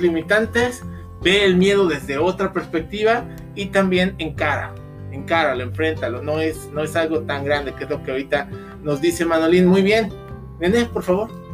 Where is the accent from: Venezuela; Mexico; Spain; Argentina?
Mexico; nosotros, como mexicanos